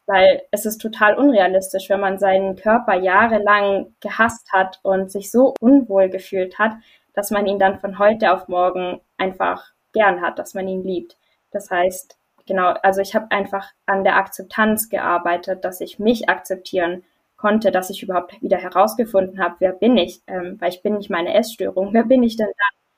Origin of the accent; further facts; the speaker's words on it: Germany; Ich komme aus Deutschland